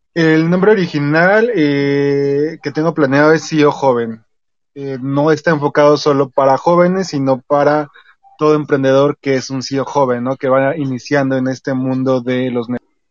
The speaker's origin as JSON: {"language": "Spanish", "region": "Mexico City", "country": "Mexico", "said": "soy de Ciudad de México"}